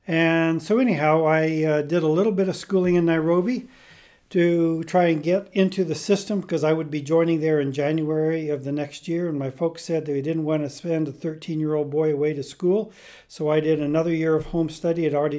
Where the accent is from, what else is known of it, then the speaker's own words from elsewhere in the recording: Botswana; born there; Then I was born down in Bechuanaland Protectorate, which is now called Botswana.